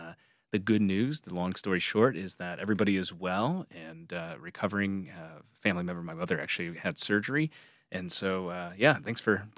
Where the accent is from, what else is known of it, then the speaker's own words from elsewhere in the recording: New York, United States; also born or lived in Pensacola, Florida / North Carolina / South Carolina / Connecticut; I was born in Pensacola, Florida. My father was a Marine Corps officer, so I lived in North Carolina, South Carolina, Connecticut, and then eventually my parents, after my father left active service, returned to where they were both from in upstate New York.